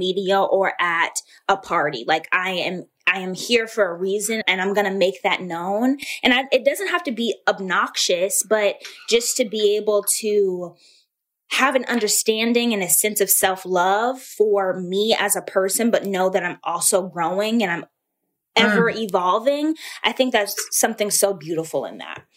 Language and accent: English; Atlanta, Georgia, United States; I was born and raised in Atlanta, Georgia.